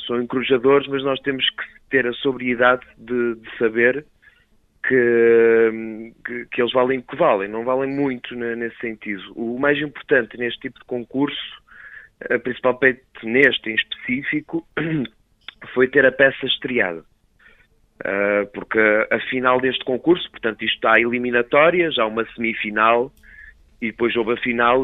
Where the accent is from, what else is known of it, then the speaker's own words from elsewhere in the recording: Cinfães, Viseu, Portugal; Somos de Sinfãs